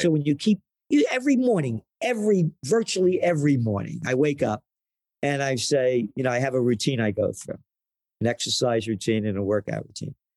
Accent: New York City, New York, United States; I grew up in the Bronx

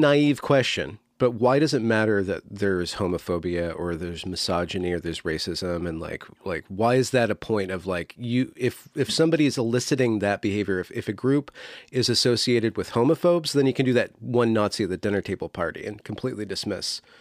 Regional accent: United States; as an American

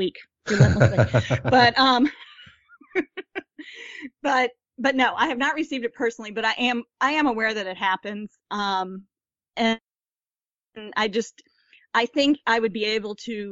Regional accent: United States; being American, but being a female

